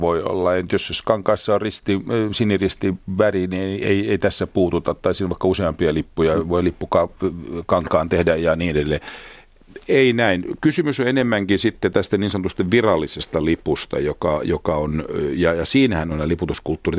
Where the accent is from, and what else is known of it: Finland